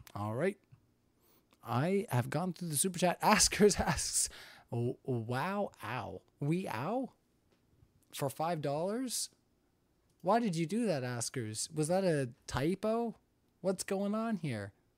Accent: Canada; I'm Canadian.

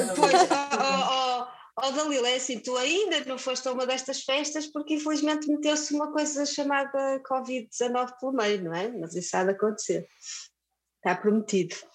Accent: Viana do Castelo, Norte, Portugal; now in Porto, Portugal; sou de Viana do Castelo. E, mas já vivo no Porto há muitos anos, muitos anos, portanto já sou mais do Porto do que da Viana.

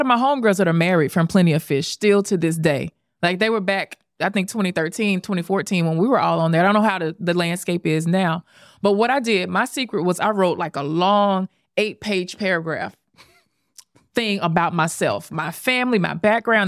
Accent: Memphis, Tennessee, United States; also born or lived in Dallas; now in New York City, United States; I'm born and raised in Memphis

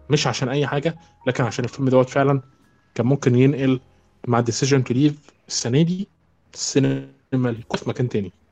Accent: Egypt; عندنا في مصر

